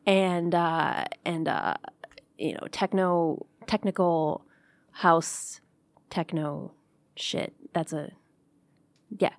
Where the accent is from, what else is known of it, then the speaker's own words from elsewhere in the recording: Clawson, Michigan, United States; I grew up in Clausen